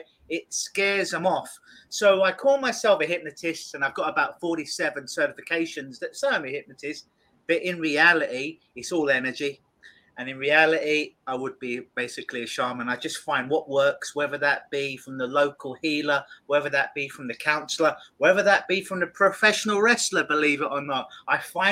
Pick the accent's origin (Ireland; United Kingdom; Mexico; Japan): United Kingdom; London; now in Toronto, Canada; I'm from London, England, originally.